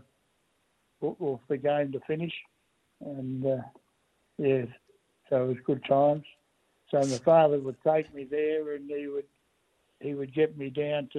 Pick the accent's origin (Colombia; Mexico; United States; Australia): Australia; Melbourne, Victoria; now in Ballarat, Australia; I was born in Holberg Street, Mooney Ponds, and in 1939